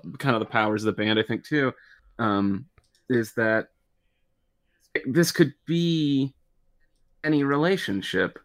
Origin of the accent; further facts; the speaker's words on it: just outside Detroit, Michigan, United States; I grew up just outside Detroit